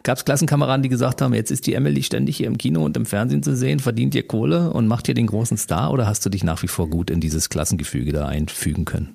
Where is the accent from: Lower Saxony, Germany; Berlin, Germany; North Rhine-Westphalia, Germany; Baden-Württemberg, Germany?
Berlin, Germany; Aufgewachsen im Prenzlauer Berg